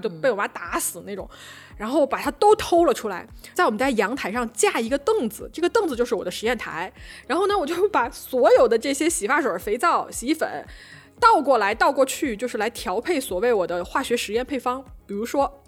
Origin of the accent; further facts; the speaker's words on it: Changsha, Hunan, China; accent: Changsha dialect; 小时候在我们家，在我在我们家床底下，就是有一个巨大的我洗澡的那个盆，长沙话叫做脚盆、脚盆。